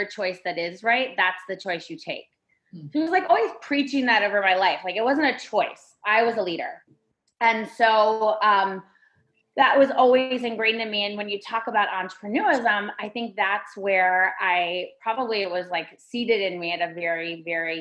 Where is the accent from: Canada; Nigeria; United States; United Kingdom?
United States; Ann Arbor, Michigan; moved away as an adult; also born or lived in New York City; I was born in Michigan, and in Michigan, we all hold up our hand.